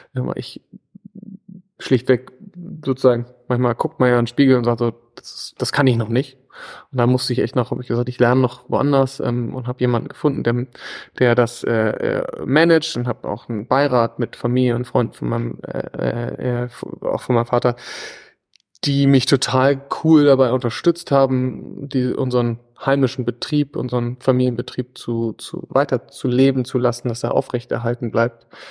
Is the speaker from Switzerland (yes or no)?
no; Gödens, Lower Saxony, Germany; also born or lived in Hamburg / East Germany / Vienna / London; bin aus Gödens, bin in, in Hamburg geboren, in, in teilweise in Ostdeutschland aufgewachsen